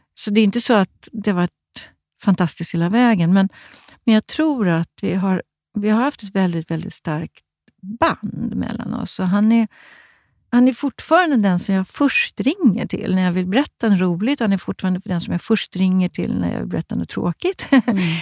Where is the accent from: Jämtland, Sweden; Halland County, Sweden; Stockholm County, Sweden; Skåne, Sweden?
Stockholm County, Sweden; Stockholm; jag var från Stockholm